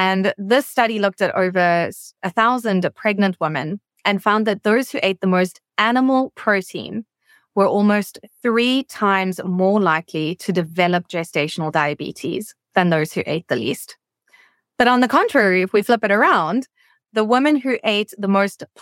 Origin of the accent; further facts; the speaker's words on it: South Africa; moved away as an adult; now in Washington, D.C., United States; my home country is South Africa, right at the tip of Africa. And I have only been in Washington, D.C. now for about 3 months